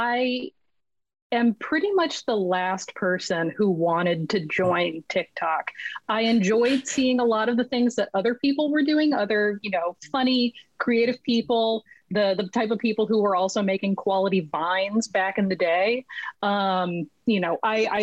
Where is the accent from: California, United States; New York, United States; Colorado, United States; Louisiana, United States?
California, United States; Los Angeles; moved away as an adult; now in Vancouver, Canada; I'm originally from Los Angeles, and I am currently sitting in a chair in Vancouver, British Columbia